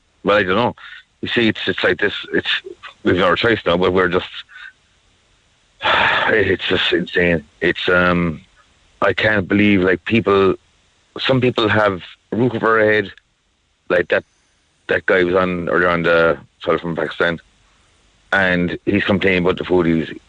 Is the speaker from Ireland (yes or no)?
yes; Ireland; You know, like I'm Irish personally, in my own country.